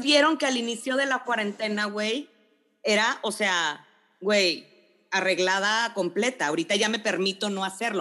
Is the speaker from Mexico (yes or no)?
yes; Monterrey, Nuevo León, Mexico; moved away as an adult; yo me mudaba a vivir a Monterrey ese sábado